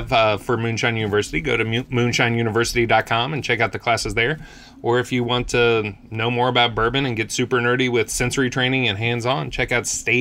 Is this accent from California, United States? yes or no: no; New Mexico, United States; now in Kentucky, United States; I was born and raised in New Mexico.